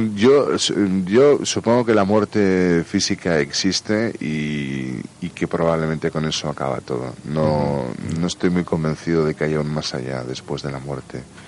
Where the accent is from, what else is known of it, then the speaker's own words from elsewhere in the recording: Barakaldo, Basque Country, Spain; fueron a parar a Baracaldo, que es una industrial allí en Vizcaya. Y allí nací yo.